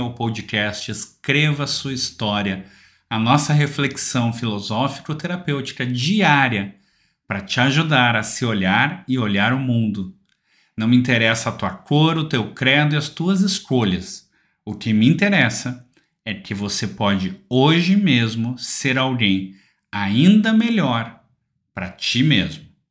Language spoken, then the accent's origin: Portuguese; Porto Alegre, Rio Grande do Sul, Brazil; eu sou de Porto Alegre